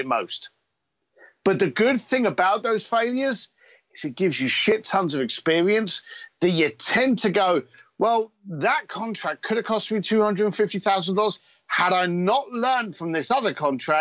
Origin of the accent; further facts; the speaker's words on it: London, United Kingdom; I am an Irish whiskey drinking biker from East London